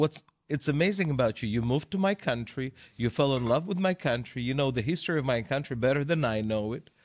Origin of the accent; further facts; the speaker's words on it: Russia; I'm Russian. I grew up in Russia.